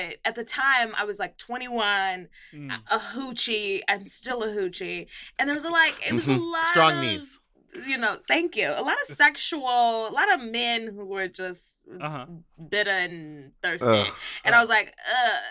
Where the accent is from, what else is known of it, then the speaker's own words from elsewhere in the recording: Texas, United States; moved away as an adult; also born or lived in Pittsburgh; now in Los Angeles, United States; I am from Texas as well.